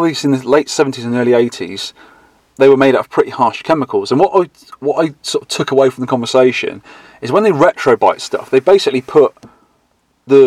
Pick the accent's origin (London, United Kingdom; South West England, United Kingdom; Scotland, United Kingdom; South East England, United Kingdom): South West England, United Kingdom; Dorset; I come from Dorset